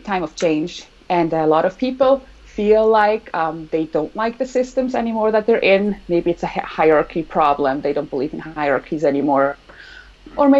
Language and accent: English; Switzerland; moved away as an adult; now in California, United States; I grew up in Switzerland like Ronja.